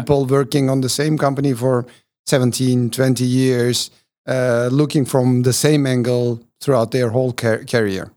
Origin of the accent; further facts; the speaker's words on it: Turkey; When I was born in Turkey